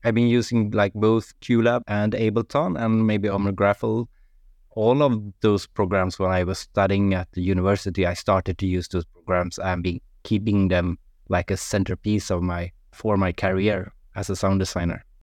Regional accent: Sweden; English is a second language; now in Norway; I'm from Sweden, but I live in Norway, so it's like maybe my third language, English

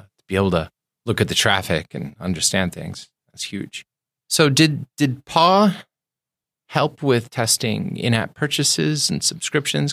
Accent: East Coast, United States; now in Seattle, United States; I grew up on the East Coast

